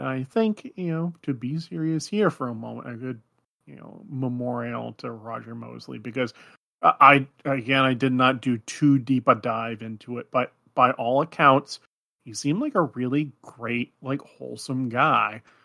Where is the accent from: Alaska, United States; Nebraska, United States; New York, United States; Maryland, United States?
Alaska, United States; moved away; I was living up in the wilds of Alaska in a very tiny Athabaskan fishing village at the time